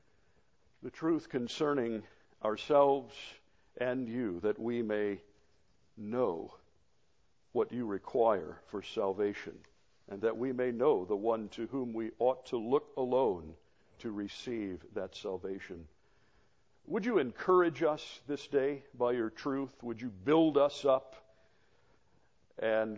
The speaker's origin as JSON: {"language": "English", "region": "Florida", "country": "United States", "tie": "born or raised there", "said": "as a child growing up in Florida"}